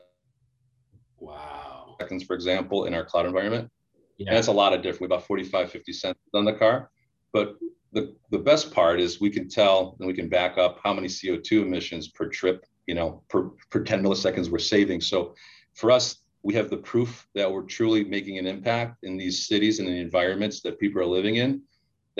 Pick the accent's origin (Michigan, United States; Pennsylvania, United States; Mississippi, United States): Michigan, United States; Hamtramck; I grew up in Hamtramck, which is where the Cadillac plant is